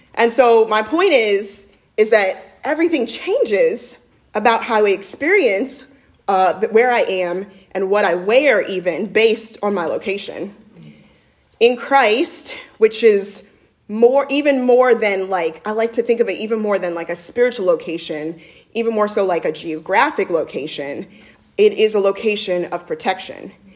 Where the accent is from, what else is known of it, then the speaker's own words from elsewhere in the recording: Midwest, United States; I'm actually a Midwesterner